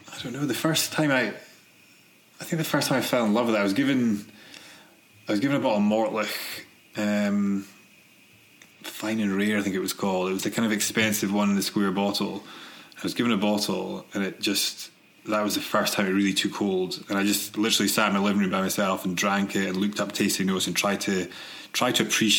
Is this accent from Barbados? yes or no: no; Aberdeen, Scotland, United Kingdom; moved away as an adult; also born or lived in Glasgow / Manchester; now in California, United States; I grew up in Aberdeen.